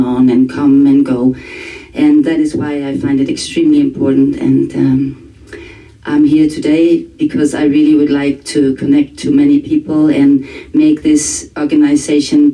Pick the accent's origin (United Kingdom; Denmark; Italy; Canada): Denmark; from Denmark